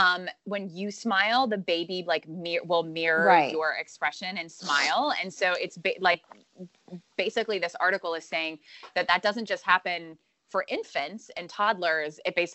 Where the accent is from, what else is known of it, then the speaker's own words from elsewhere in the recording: Pennsylvania, United States; I'm from Pennsylvania, but River's from Asheville.